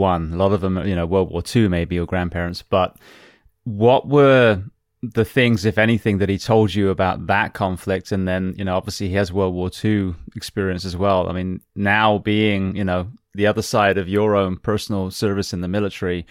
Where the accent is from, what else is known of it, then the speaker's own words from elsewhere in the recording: Corsham, South West England, United Kingdom; I grew up in Corsham, right down the road from you.